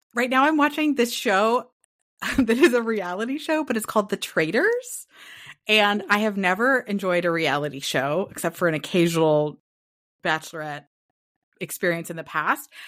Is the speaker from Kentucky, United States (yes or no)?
no; Portland, Oregon, United States; now in California, United States; I'm from the Northwest, so that very mossy, foresty pine scent.